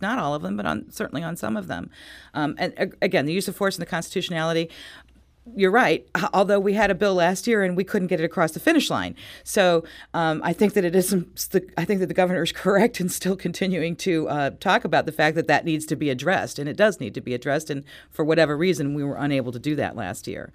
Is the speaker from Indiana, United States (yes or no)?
no; Richmond Heights, Missouri, United States; I'm from Richmond Heights